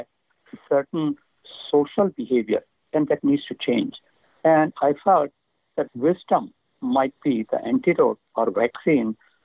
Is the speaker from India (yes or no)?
yes; India; now in San Diego, United States; I come from India